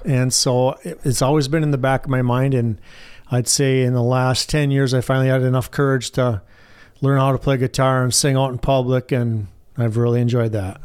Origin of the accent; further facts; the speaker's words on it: White Pine, Michigan, United States; I grew up in White Pine